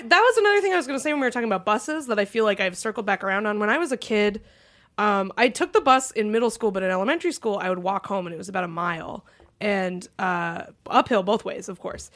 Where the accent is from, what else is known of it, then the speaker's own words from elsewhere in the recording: Concord, New Hampshire, United States; moved away; I grew up in Concord, we had the Steeplegate Mall